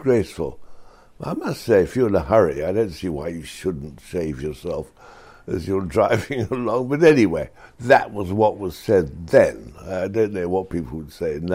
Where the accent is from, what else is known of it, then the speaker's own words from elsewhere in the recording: Oxford, South East England, United Kingdom; I was brought up in Oxford